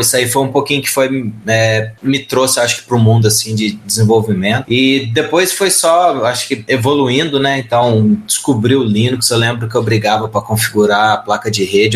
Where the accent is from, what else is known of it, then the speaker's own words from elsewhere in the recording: Pouso Alegre, Minas Gerais, Brazil; sou de Pouso Alegre, Minas Gerais